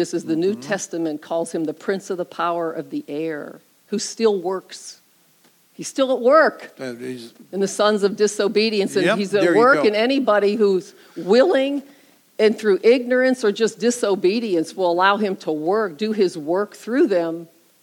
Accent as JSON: {"language": "English", "country": "United States", "tie": "born or raised there", "said": "I grew up here in America"}